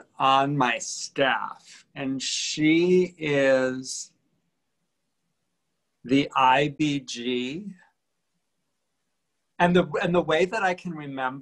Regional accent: Midwest, United States; I'm from the Midwest

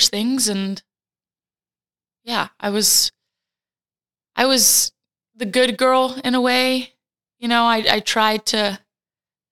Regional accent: Fort Worth, Texas, United States; also born or lived in Puerto Rico; my parents moved to the States when I was a wee little baby, so that they could pursue getting a master's. So they came and they stayed at Fort Worth, Texas, and that's kind of where I grew up, in Texas.

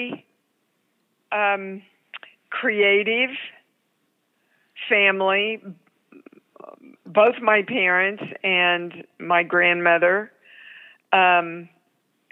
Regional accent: Kansas, United States; moved away as an adult; also born or lived in New York; I was so green from Kansas

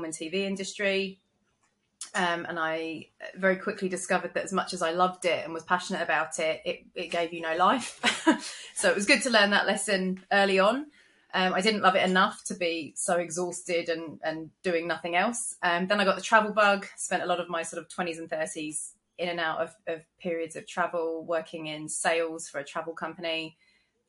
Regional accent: London, United Kingdom; moved away as an adult; now in Gold Coast, Australia; I'm originally from London, which you can probably tell from my accent

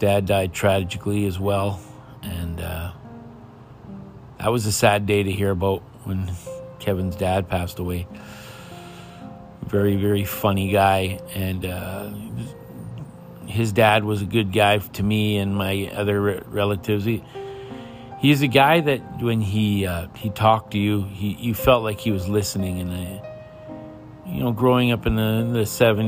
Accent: Pine Falls, Manitoba, Canada; moved away; my hometown of Pine Falls

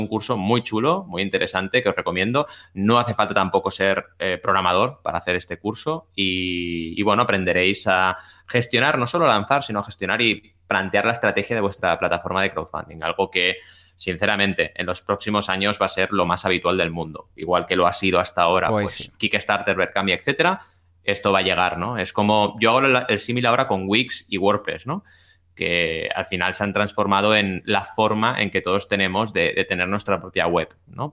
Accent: Catalonia, Spain; la gente de Cataluña lo conocemos mucho

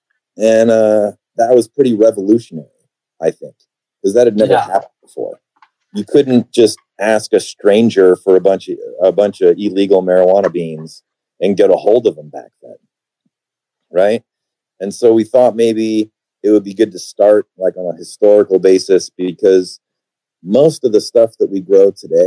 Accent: Midwest, United States; I grew up in the Midwest

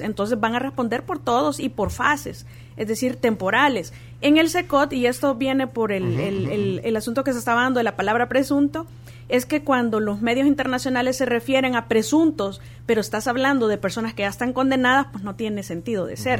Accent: El Salvador; nosotros como salvadoreños

